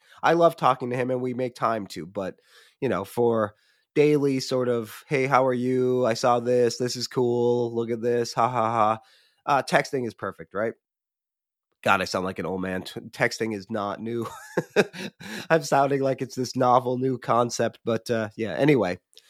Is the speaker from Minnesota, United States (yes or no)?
no; Michigan, United States; I have a childhood friend who still lives in the town I grew up in Michigan.